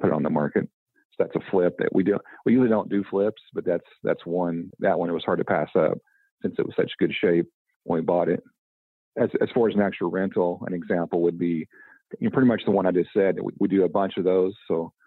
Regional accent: Indianapolis / Southern Indiana, United States; also born or lived in Western Canada; I'm actually from Indy, or the, you know, Southern Indiana.

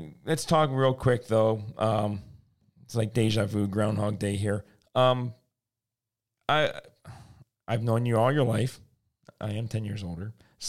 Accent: Detroit, Michigan, United States; We are both living in the Detroit area. We're from Michigan. We grew up in Detroit.

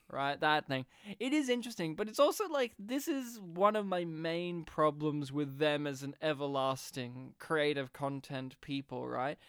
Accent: Australia; being an Australian, from rural Australia

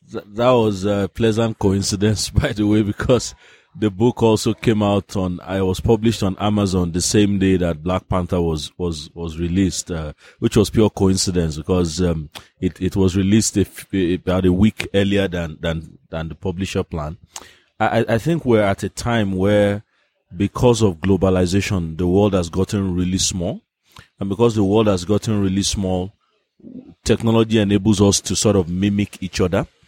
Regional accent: Nigeria; I'm a Nigerian

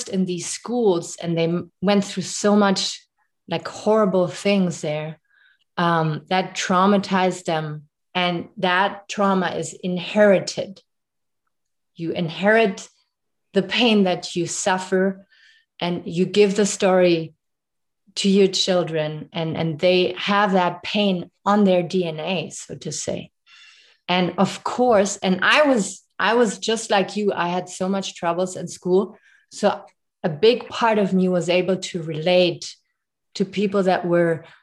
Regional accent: Germany; English is a second language; moved away as an adult; now in Canada; I moved here 7 years ago, and growing up in Germany

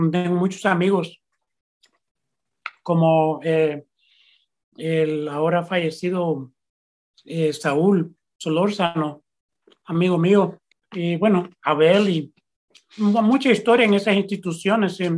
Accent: El Salvador; historia de nosotros es la historia de lo que hemos sobrevivido, lo que hemos, por lo que hemos pasado como salvadoreños

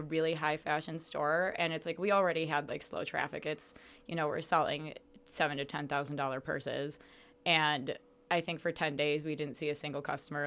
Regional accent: Chicago, Illinois, United States; moved away as an adult; also born or lived in Las Cruces, New Mexico; now in Phoenix, United States; No, I'm from Chicago, actually.

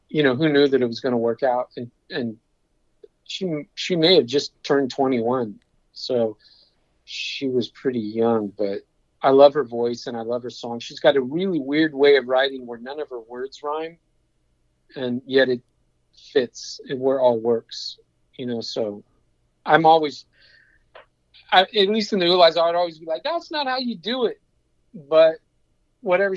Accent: England, United Kingdom; moved away; my childhood growing up in England

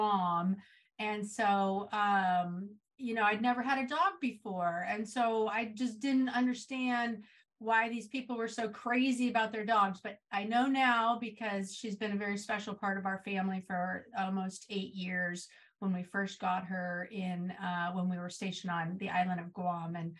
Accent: Santa Rosa, California, United States; I was born and raised in Northern California in a town called Santa Rosa, which is in Sonoma County

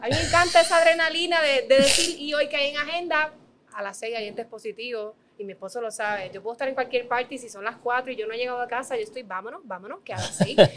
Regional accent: Dorado, Puerto Rico; yo soy de Dorado

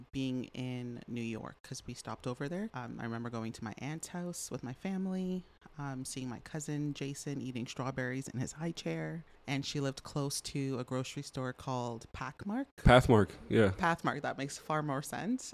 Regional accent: Toronto, Ontario, Canada; moved away as an adult; also born or lived in Trinidad and Tobago; now in Fort McMurray, Canada; Family immigrated to Canada when I was a little girl. I grew up in Toronto

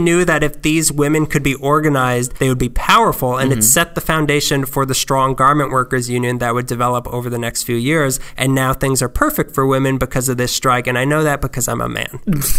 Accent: East Los Angeles, California, United States; born there; I was born in East LA. That's me doing drugs.

